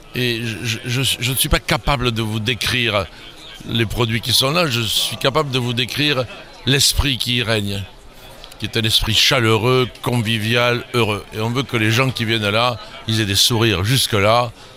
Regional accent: centre of France, France; also born or lived in Bordeaux; now in Saint-Émilion, France; je suis originaire du centre de la France.

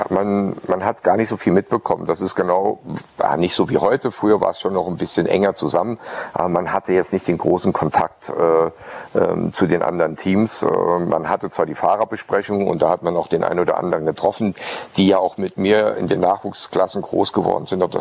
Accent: Saarland, Germany; ich als Saarländer äh, mit meinem Dialekt äh, war nicht so äh, redegewandt

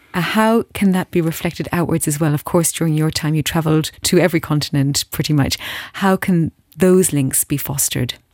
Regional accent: Ireland; as an Irish person in my heart, uh, uh, and by birth

